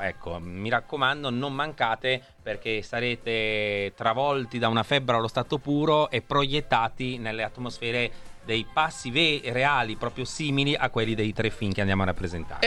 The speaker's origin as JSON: {"language": "Italian", "town": "Rimini", "region": "Emilia-Romagna", "country": "Italy", "tie": "born or raised there", "also_born_or_lived": "Milan", "moved": "yes", "said": "io sono nato a Rimini"}